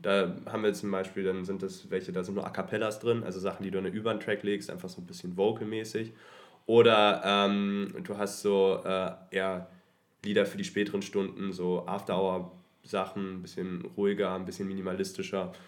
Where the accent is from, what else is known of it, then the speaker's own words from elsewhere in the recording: Hanover, Lower Saxony, Germany; moved away as an adult; now in Berlin, Germany; mittlerweile wohnhaft in Berlin, ursprünglich mhm. aus Hannover